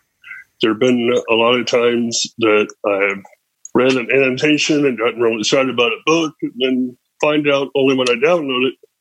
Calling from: Austin, Texas, United States; First of all, since we're doing locations, I'm from Austin, Texas.

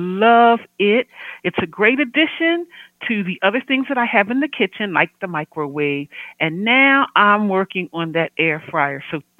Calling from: outside Philadelphia, Pennsylvania, United States; I'm calling from Instant Pot Heaven, just outside of Philadelphia, Pennsylvania.

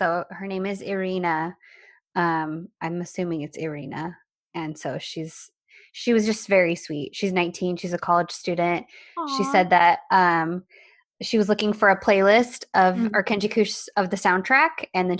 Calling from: Portugal; I'm from Portugal and I haven't found someone with the courage to watch a Turkish series yet.

